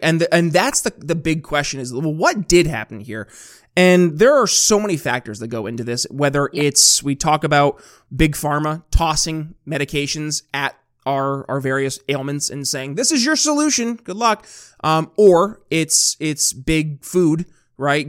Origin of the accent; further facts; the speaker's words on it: New York, United States; my home state of New York